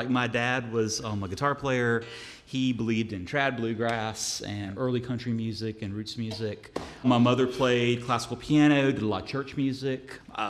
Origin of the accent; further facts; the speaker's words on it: Greenville County, South Carolina, United States; moved away as an adult; also born or lived in Louisiana; now in Lexington, United States; I grew up in South Carolina at the base of the Blue Ridge in Greenville County.